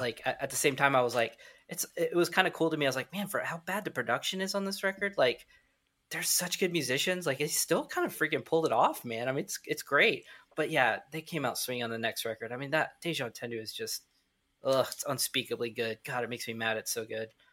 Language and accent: English; Midwest, United States; We're from the Midwest